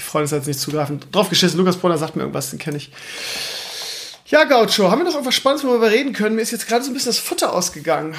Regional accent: Lauenbrück, Lower Saxony, Germany; moved away; also born or lived in Hamburg area / Schleswig-Holstein; meine alte Heimat, das heißt Laumbrück, Schleswig-Rotenburg

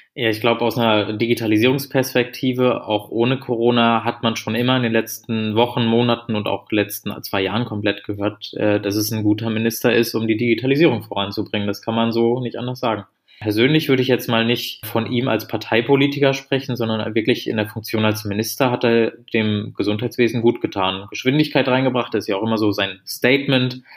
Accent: Germany; als Deutsche

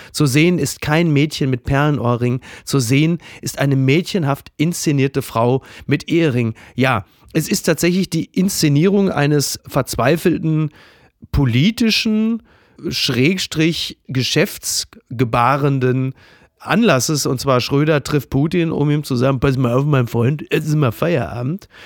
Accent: Ruhr area, North Rhine-Westphalia, Germany; Ich bin ein Kind des Ruhrgebiets, äh, in den 90ern im Ruhrgebiet sozialisiert

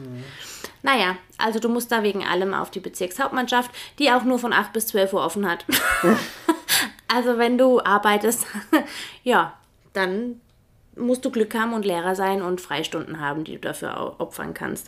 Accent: Germany; moved away as an adult; also born or lived in Switzerland; now in Feldkirch, Austria

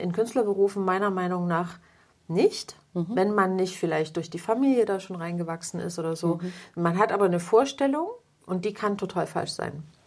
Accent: Plauen, Saxony, Germany; war damals noch in, in Plauen, wo ich geboren bin

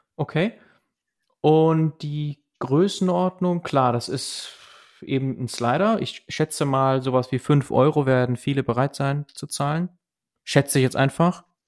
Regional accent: Germany; bei uns in Deutschland

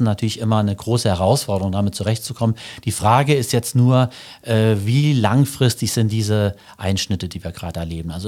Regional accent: Sotzweiler, Saarland, Germany; Genau, ich bin geboren in äh, Sotzweiler und aufgewachsen hier im Saarland, war hier auf der Schule und habe auch angefangen zu studieren im Saarland.

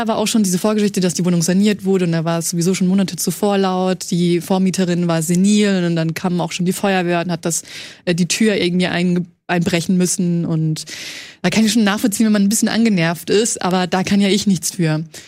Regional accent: Franconia, Bavaria, Germany; ich komme aus Franken

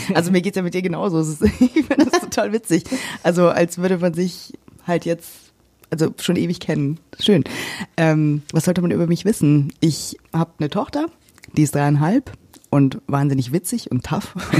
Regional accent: Germany; also born or lived in Cyprus; dann kam ich zurück nach Deutschland. Wir sind jetzt seit gut anderthalb Jahren, knapp zwei Jahren wieder da. Und ähm, ja, ich bin jetzt erstmal in meine Heimatstadt zurückgezogen

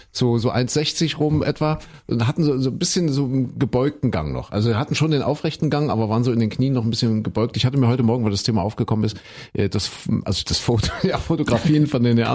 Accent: Köthen, Saxony-Anhalt, Germany; In Kuhköten, wo ich herkomme.

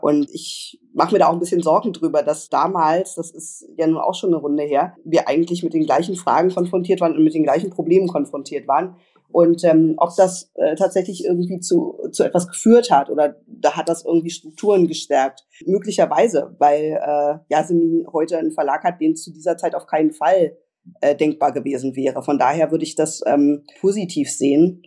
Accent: Berlin, Germany; ich bin ähm, Berlinerin

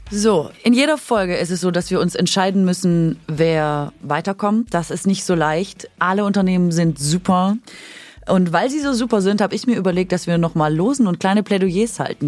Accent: Swabia, Germany; ich bin Schwäbin

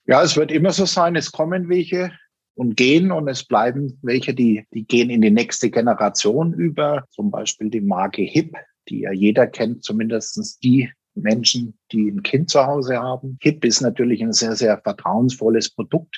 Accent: Germany; das war bei uns in Deutschland

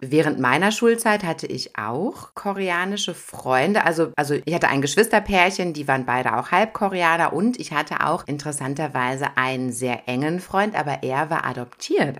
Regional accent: Germany; als Deutscher

